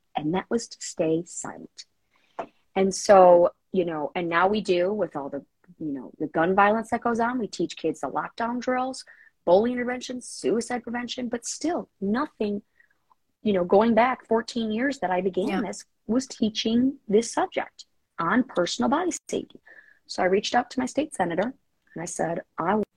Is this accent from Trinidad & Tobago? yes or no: no; Illinois, United States; my home state of Illinois